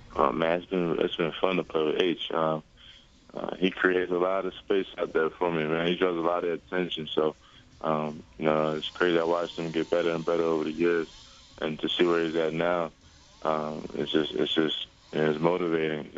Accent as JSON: {"language": "English", "area": "Villanova", "region": "Pennsylvania", "country": "United States", "tie": "born or raised there", "said": "Villanova. That was my hometown school"}